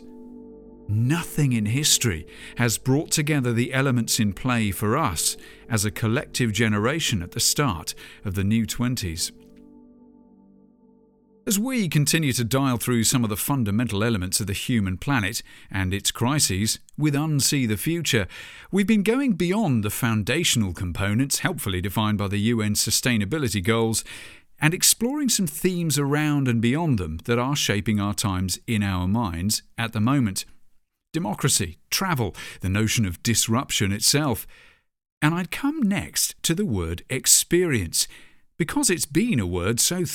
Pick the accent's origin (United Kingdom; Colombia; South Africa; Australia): United Kingdom; my home country